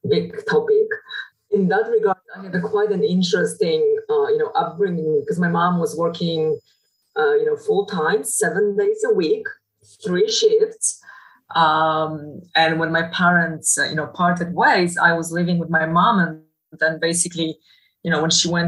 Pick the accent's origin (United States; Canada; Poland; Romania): Poland; English is a second language; now in Netherlands; So that's how I was brought up back in Poland.